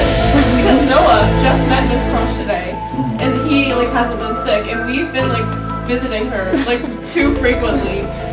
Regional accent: Westford, Massachusetts, United States; moved away; freshman, and I live in Cannoneer Court, and my major is undecided, and I'm from Westford, Massachusetts.

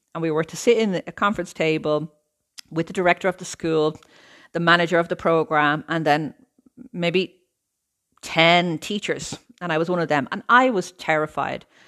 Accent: Ireland; moved away as an adult; now in Italy; I'm Irish, I lived in Ireland all of my life, I'm now living in Italy.

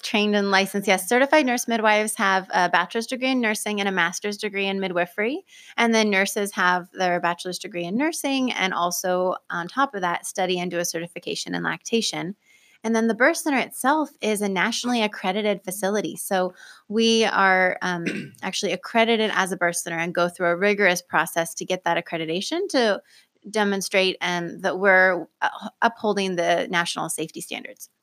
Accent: Pleasant Hill, Oregon, United States; I was born and raised here in Lane County. I grew up in Pleasant Hill

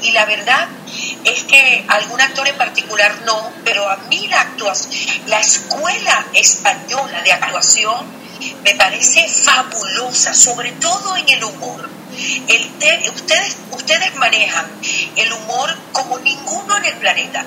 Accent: Venezuela; nosotros lo hemos heredado como venezolanos

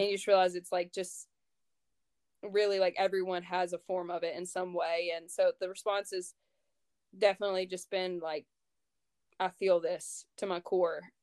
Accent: North Louisiana, United States; I grew up in North Louisiana and literally, like, saw snow maybe twice my whole life

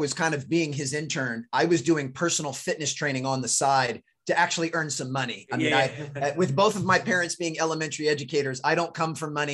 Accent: D.C., suburb of Maryland outside Washington, United States; also born or lived in North Carolina; I grew up right outside of Washington, D.C. in a suburb of Maryland.

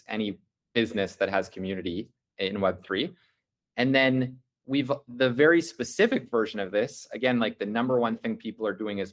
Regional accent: Canada; as a Canadian

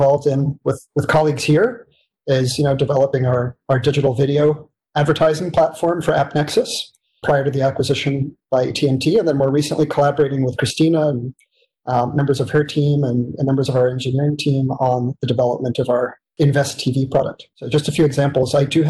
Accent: New York City, New York, United States; grew up in one of the biggest cities in the world from the get-go, New York City, and I'm a Brooklyn boy. I grew up in Brooklyn Heights and really took advantage of the city.

